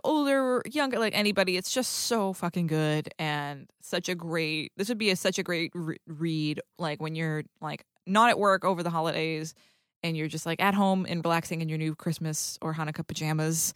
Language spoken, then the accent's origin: English; New England, United States; I, too, am from New England